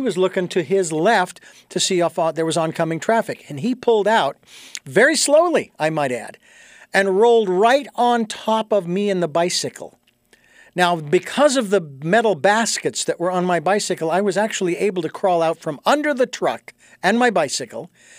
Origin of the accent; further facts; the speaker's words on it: Phoenix, Arizona, United States; I mean, I grew up in Phoenix and I was surrounded by all those reservations and everything, right?